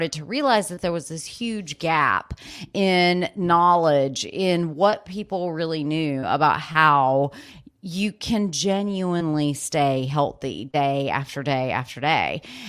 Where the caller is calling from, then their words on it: Asheville, North Carolina, United States; I'm in Asheville, North Carolina.